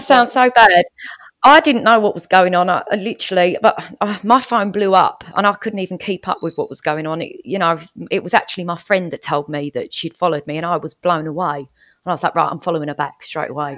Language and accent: English; Essex, East of England, United Kingdom; I'm calling in from Essex in the U K, um, where I, where I, well, it's my hometown where I live